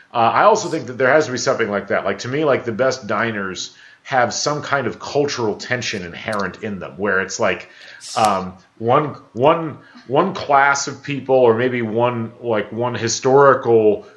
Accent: West Lafayette, Indiana, United States; Keep in mind, I grew up in West Lafayette. I went to high school there.

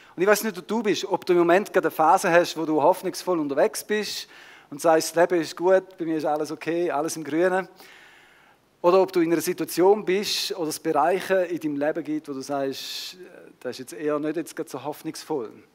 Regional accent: Switzerland; unsere Schweizer Kultur

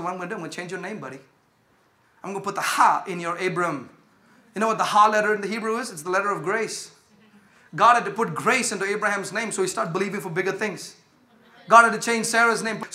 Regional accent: India; now in United States; I come from India

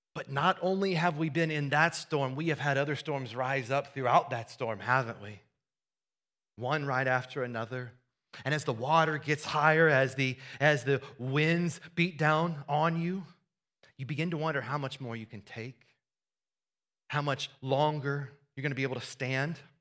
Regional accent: Iowa, United States; Growing up in Iowa, I, uh, I helped my, we grew up on a farm

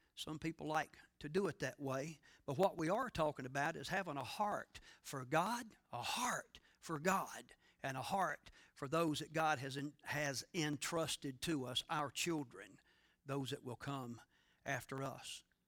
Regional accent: North Carolina, United States; I grew up in the Satsapahal Evangelical Friends Church on the outskirts of Satsapahal, North Carolina

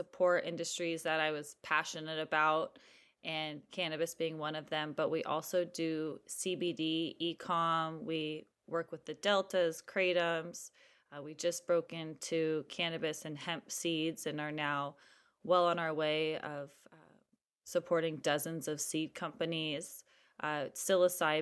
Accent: Silicon Valley, California, United States; also born or lived in East Coast / Hawaii; I was born and raised in the Silicon Valley.

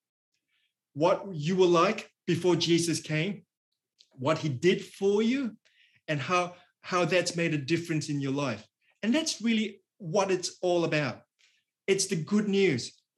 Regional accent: Singapore; now in Australia; I'm from Singapore, but I've lived in Australia for many, many years

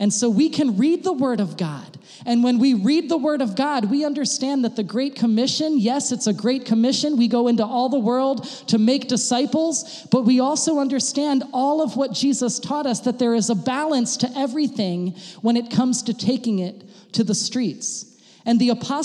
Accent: United States; now in Germany; I'm an American

